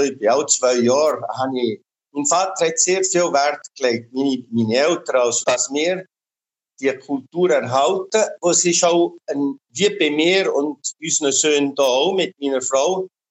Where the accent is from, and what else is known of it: Switzerland; now in Brazil